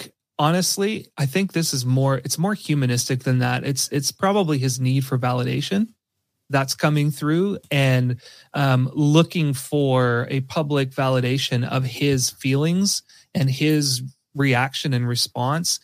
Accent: Canada; I'm Canadian

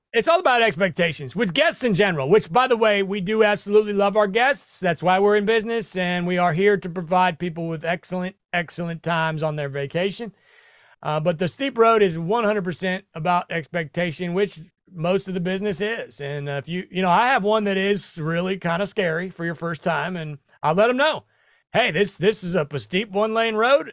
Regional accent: Midwest, United States; also born or lived in New York City; now in Tennessee, United States; I'm originally from the Midwest

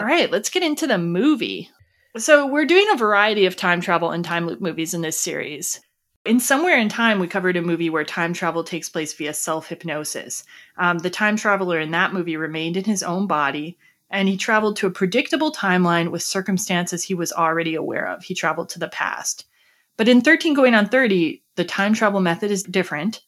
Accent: Wisconsin, United States; since we're from Wisconsin

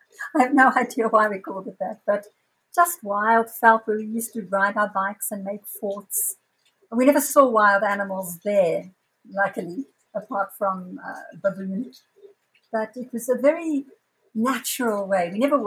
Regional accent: Zambia; now in Johannesburg, South Africa; I live in South Africa, in Johannesburg, although I was born in Zambia, but I've lived here most of my adult life.

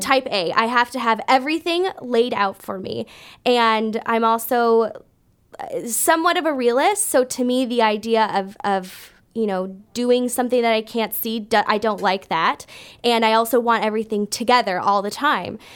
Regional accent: Brampton, Ontario, Canada; moved away as an adult; also born or lived in Kansas City, United States; I grew up in Brampton

